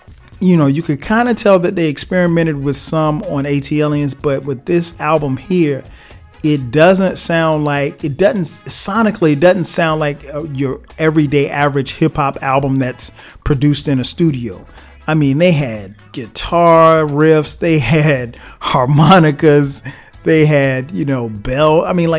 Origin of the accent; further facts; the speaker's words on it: South Carolina, United States; now in Atlanta, United States; This album also resonates with me on a personal level because I moved to Atlanta from South Carolina in 1997.